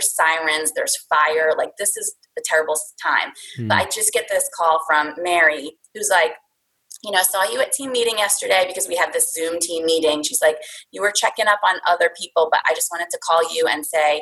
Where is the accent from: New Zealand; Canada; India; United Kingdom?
India; now in Pennsylvania, United States; my background is, you know, I'm from India.